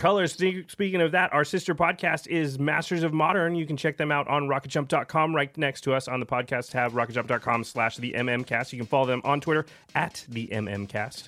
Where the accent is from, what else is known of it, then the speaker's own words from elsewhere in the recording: Portland, Oregon, United States; I grew up in Portland, which is very close.